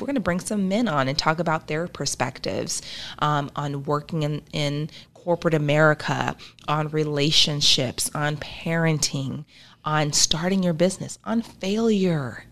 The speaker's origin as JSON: {"language": "English", "region": "Arkansas", "country": "United States", "tie": "born or raised there", "also_born_or_lived": "Tupelo, Mississippi", "moved": "yes", "lives_now": "Nebraska, United States", "said": "I was born in Tupelo, Mississippi, raised in Arkansas, and I migrated to Nebraska"}